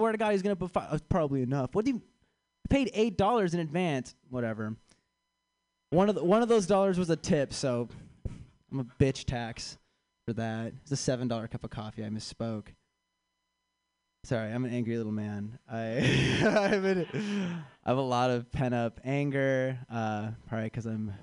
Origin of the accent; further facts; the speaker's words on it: Chicago, Illinois, United States; I am from Chicago. I'm back in town for this festival